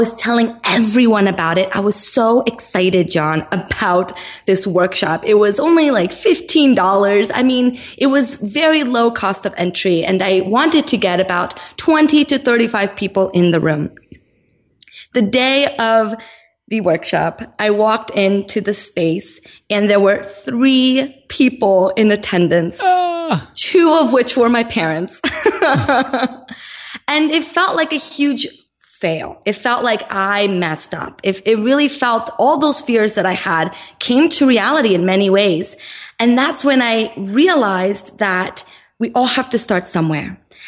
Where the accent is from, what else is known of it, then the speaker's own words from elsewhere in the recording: Brazil; now in Los Angeles, United States; I'm originally from Brazil, and my mom had no intention of moving to the United States.